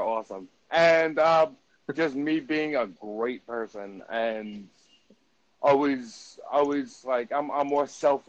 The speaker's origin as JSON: {"language": "English", "region": "New York", "country": "United States", "said": "I'm from New York."}